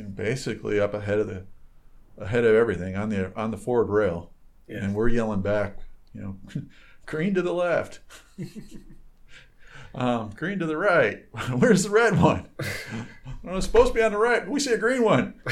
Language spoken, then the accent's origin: English; Michigan, United States; I grew up on boats in Michigan